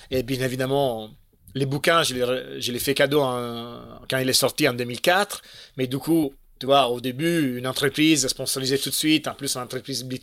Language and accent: French; Italy; Un autre plan un peu euh, comme ça, les plans qui sont chez nous en Italie, un Twister.